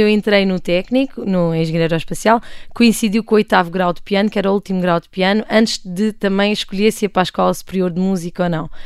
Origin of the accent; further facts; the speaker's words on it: Portugal; also born or lived in Democratic Republic of the Congo; eu nasci na República Democrática do Congo. Uh, e vim para cá, para Portugal, viver quando tinha 5 anos